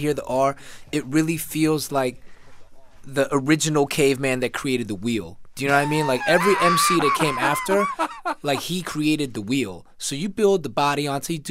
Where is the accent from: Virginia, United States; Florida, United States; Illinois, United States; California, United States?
Florida, United States; Orlando; growing up in Orlando, Puerto Rican culture was definitely something that I was aware